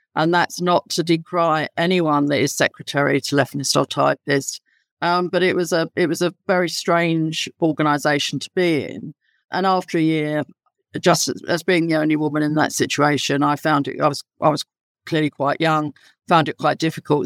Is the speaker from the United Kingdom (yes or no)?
yes; London, United Kingdom; accent: London; my accent would indicate I'm very, very much London born and bred.